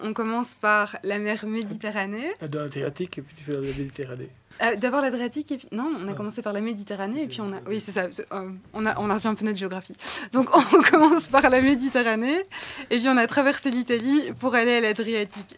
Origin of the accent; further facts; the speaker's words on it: Brussels, Brussels-Capital Region, Belgium; je suis née à Bruxelles